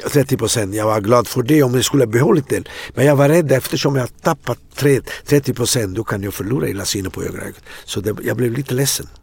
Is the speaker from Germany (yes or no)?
no; Atrani, Campania, Italy; Swedish is a second language; now in Sweden; i Atrani där jag växte upp